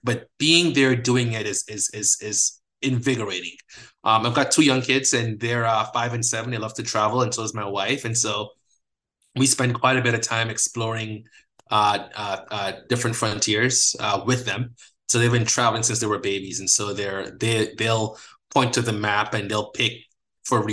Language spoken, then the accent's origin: English; Guyana; moved away; I'm from a developing country. I'm from Guyana, under-resourced healthcare system, a lot of poverty